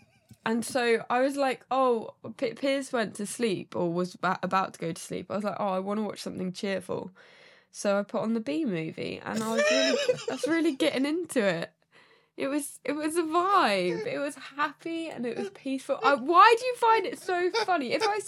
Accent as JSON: {"language": "English", "town": "Milton Keynes", "region": "South East England", "country": "United Kingdom", "said": "But we're from Milton Keynes."}